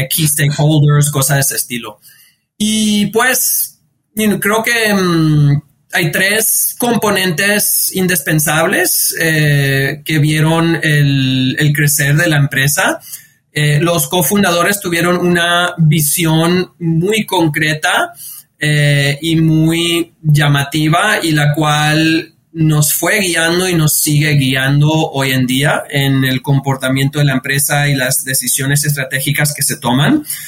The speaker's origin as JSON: {"language": "Spanish", "region": "New York", "country": "United States", "tie": "born or raised there", "said": "yo, yo nací, me nací, crecí en, en New York de, padres eh, inmigrantes"}